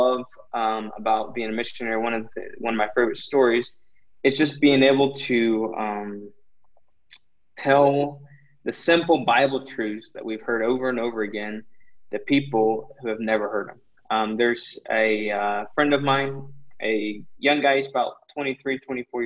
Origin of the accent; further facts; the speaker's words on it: United States; moved away as an adult; now in Ecuador; as American Christians